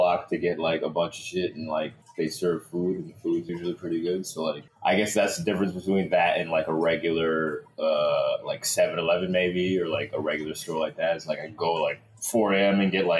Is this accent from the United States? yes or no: yes; New Jersey, United States; moved away; I'm from North Jersey